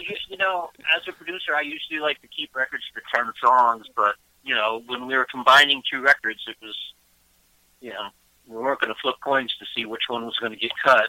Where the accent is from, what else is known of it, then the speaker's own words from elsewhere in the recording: outside of Cleveland, Ohio, United States; moved away as an adult; also born or lived in Boston; I grew up outside of Cleveland.